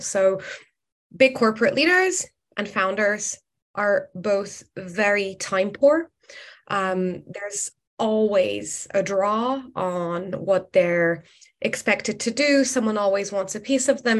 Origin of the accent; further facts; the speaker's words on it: Morocco; now in London, United Kingdom; I am originally from Morocco, but I've spent the last 12 years um, based in London